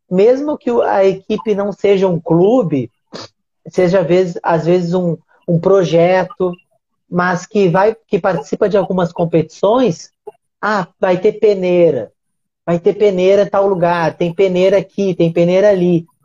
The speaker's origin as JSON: {"language": "Portuguese", "town": "Uruguaiana", "region": "Rio Grande do Sul", "country": "Brazil", "moved": "yes", "lives_now": "Rio de Janeiro, Brazil", "said": "Eu sou, eu sou gaúcho, né? Eu moro no, no Rio de Janeiro, mas eu não sou do Rio de Janeiro. Sou gaúcho e sou gaúcho do interior, né? A minha cidade até tem uma tradição assim no basquete, né? Se chama Uruguaiana."}